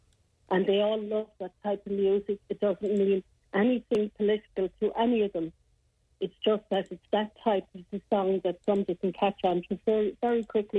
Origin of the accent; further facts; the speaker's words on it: Ireland; do we have to bow down and apologise for being Irish